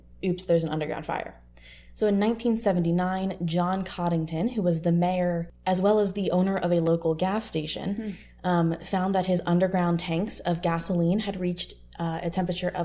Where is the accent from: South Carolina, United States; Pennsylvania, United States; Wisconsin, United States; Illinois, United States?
Pennsylvania, United States; I'm from Pennsylvania, so potholes in rural Pennsylvania are not unusual